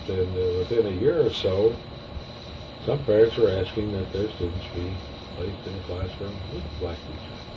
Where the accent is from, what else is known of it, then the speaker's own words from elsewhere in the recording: Topeka, Kansas, United States; I'd grown up in Topeka that way. Growing up in Topeka the schools were segregated through the first eight grades.